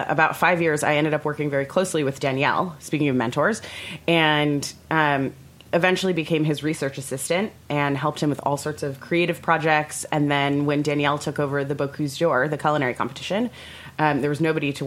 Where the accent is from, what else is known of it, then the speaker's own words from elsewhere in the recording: Orlando, Florida, United States; moved away; also born or lived in New York / San Francisco; I grew up in Orlando, Florida